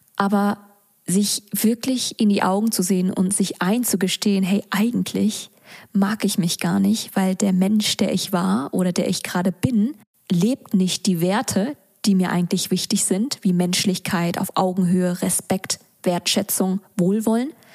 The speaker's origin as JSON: {"language": "German", "country": "Vietnam", "said": "für mich als Vietnamesin und Arbeiterkind"}